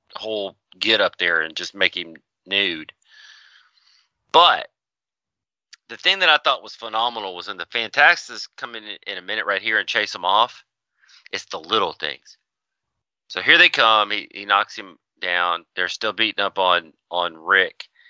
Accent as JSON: {"language": "English", "region": "the South", "country": "United States", "said": "we're from the South."}